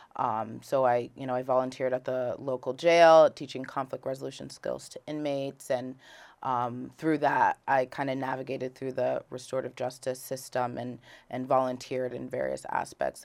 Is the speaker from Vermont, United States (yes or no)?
yes; Rutland, Vermont, United States; also born or lived in Philadelphia; I was raised in Rutland City, Vermont.